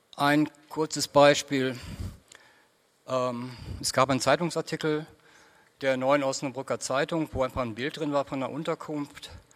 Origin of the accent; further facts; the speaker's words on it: South Oldenburg, Lower Saxony, Germany; bei uns in Südoldenburg